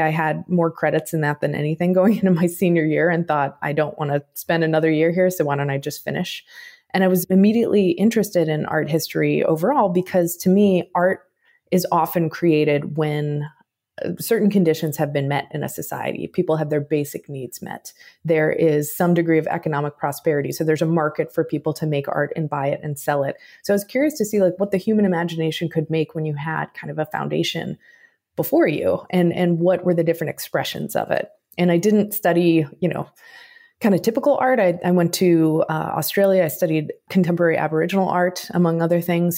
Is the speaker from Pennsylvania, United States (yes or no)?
no; Chicago, Illinois, United States; I was born in Chicago, raised in the suburbs of Chicago